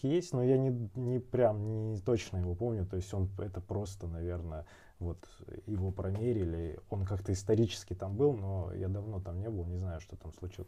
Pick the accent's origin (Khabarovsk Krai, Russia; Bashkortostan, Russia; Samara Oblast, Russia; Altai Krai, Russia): Altai Krai, Russia; Barnaul; moved away; also born or lived in Moscow; в тринадцатом году уехал в Барнаул, как раз время там было. У меня отец болел, он, э, раком болел, и А, мне было ух, надо было ухаживать, жить, э, в городе, маме помогать. Я вернулся из Москвы